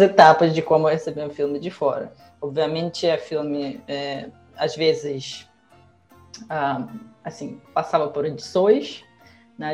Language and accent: Portuguese; Russia; Portuguese is a second language; now in Brazil; na Rússia, em geral, a gente não tem a ah, cultura de legendar os filmes